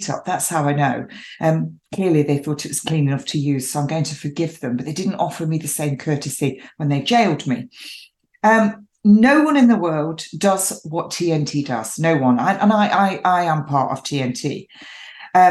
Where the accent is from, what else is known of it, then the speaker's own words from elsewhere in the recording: England, United Kingdom; I am English, born and bred, an English rose.